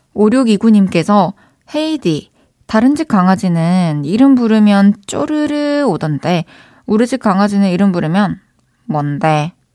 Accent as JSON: {"language": "Korean", "town": "Changwon", "region": "South Gyeongsang", "country": "South Korea", "tie": "born or raised there", "moved": "yes", "said": "마사는 저에게도 홈스윗 홈이기 때문에"}